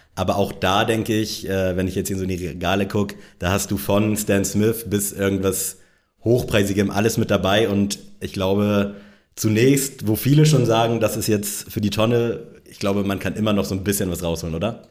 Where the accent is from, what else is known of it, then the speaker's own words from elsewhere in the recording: Northern Germany, Germany; moved away; im hohen Norden, in meiner Heimat